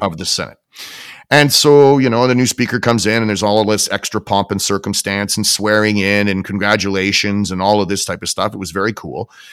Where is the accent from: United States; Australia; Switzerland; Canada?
Canada; as a Canadian, right, as a Canadian taxpayer and somebody who relies on my government